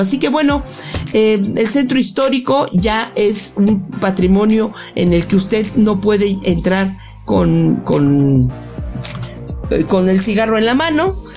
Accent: Mexico; nosotros los mexicanos

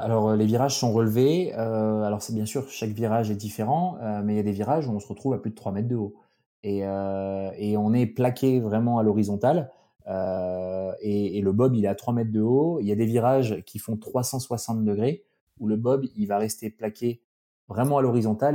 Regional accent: Alsace, Grand Est, France; moved away as an adult; also born or lived in Grenoble; j'ai grandi en Alsace

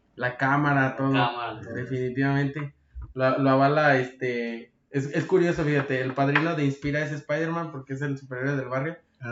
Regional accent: Mexico; yo, como mexicano, debo quedarme en México

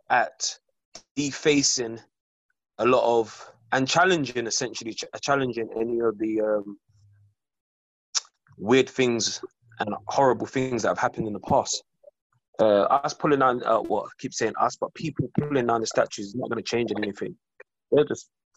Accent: London, United Kingdom; I'm from South

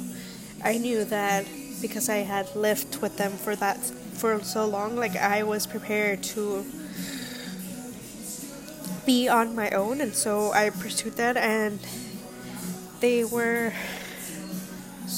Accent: Los Angeles, California, United States; moved away as an adult; also born or lived in Pennsylvania; now in New York, United States; I grew up in Los Angeles

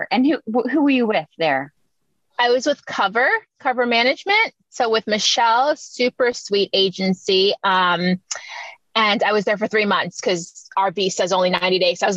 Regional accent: Miami, Florida, United States; also born or lived in Jamaica / South Africa; I'm originally from Jamaica, so I was born there, but I live in Miami now. Oh, cool. How long you've been living there for? Oh, most of my life. I moved to the U.S. when I was seven

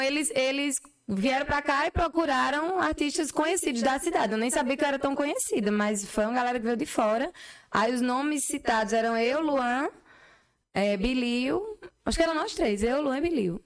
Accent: Patos, Paraíba, Brazil; also born or lived in Campina Grande; Apesar de eu ser de Patos, eu nasci em Patos, né? Mas eu sou campinense também.

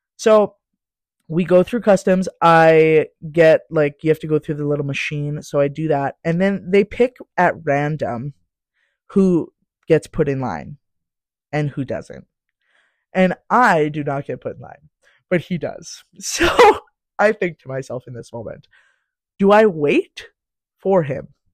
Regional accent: Saskatchewan, Canada; moved away as an adult; now in Calgary, Canada; I'm from Sask

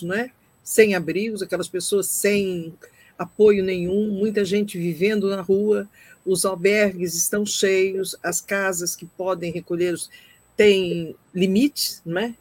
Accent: Brazil; moved away; nós saímos do Brasil, muitos de nós há muito tempo, como eu, mas não deixamos de ser brasileiros

